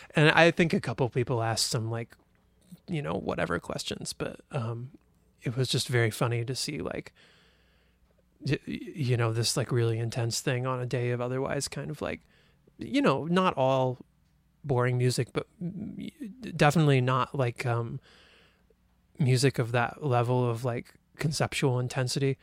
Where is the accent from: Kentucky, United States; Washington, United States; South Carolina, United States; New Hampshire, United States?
Kentucky, United States; Louisville; moved away as an adult; also born or lived in Champaign-Urbana, Illinois / San Diego, California / Austin, Texas; now in Ithaca, United States; I grew up in Kentucky, L, Louisville, Kentucky